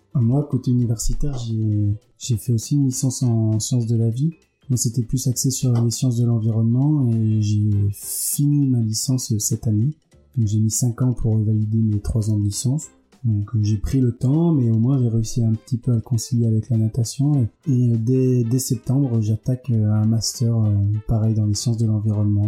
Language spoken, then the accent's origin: French; Villefranche-sur-Saône, Auvergne-Rhône-Alpes, France; moved away as an adult; now in Marseille, France; j'ai grandi à Villefranche-sur-Saône, en grande partie à Villefranche-sur-Saône